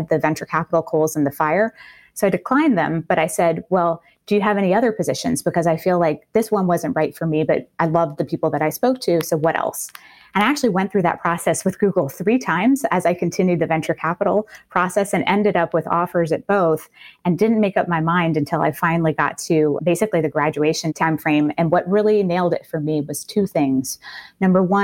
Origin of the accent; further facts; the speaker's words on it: New Orleans, Louisiana, United States; I grew up in New Orleans